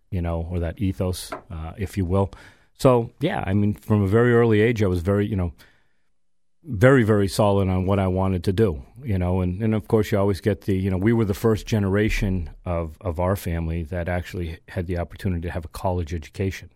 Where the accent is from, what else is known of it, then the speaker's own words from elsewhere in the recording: Chicopee, Massachusetts, United States; I grew up in the Aldenville section of Chicopee, Mass